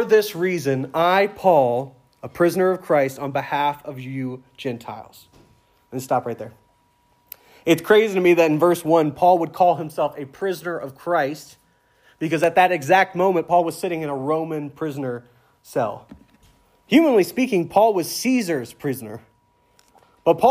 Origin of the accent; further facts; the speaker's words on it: the South, United States; moved away as an adult; I'm from the South, but I'm used to calling everyone brother or sister because down South, everyone says that in the church.